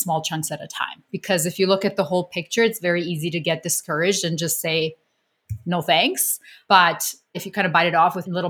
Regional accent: Canada; I'm Canadian

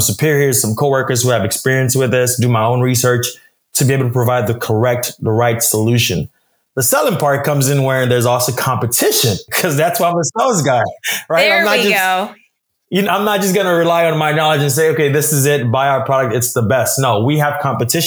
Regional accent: Nigeria; I'm Nigerian. My parents are Nigerians as well.

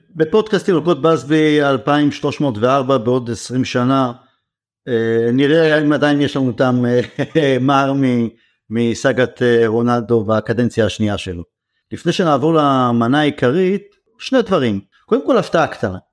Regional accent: Israel; אנחנו ישראלים

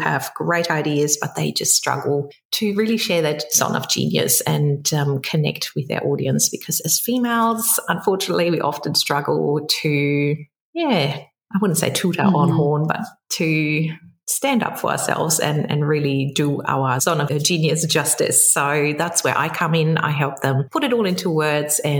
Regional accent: Germany; English is a second language; moved away as an adult; also born or lived in London; now in Sydney, Australia; You might be able to pick up my accent. So I'm originally from Germany, grew up there, met an Aussie in London

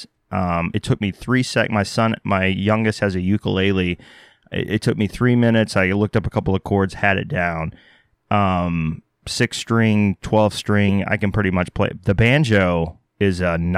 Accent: United States; also born or lived in Texas / Oklahoma; I grew up, I'm originally from Texas and Oklahoma.

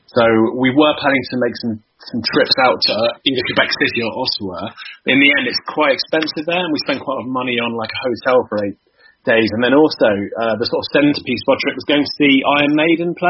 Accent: Winchester, South East England, United Kingdom; also born or lived in Southampton; now in London, United Kingdom; Do live in London, but I was born in Winchester

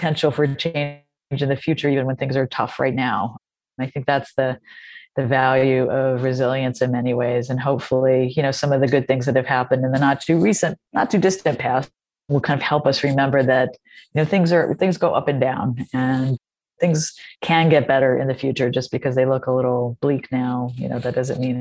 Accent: North Carolina, United States; I'm from North Carolina

